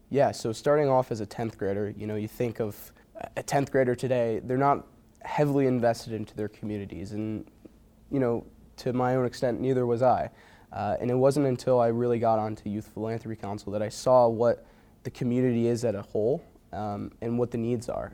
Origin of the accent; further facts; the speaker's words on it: Watertown, New York, United States; moved away as an adult; also born or lived in Potsdam, New York; a lot of my hometown friends that I graduated from Watertown High